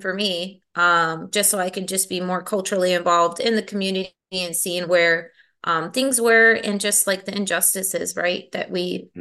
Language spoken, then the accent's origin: English; Milwaukee, Wisconsin, United States; I was born and raised here in Milwaukee. Um, been here all of my life.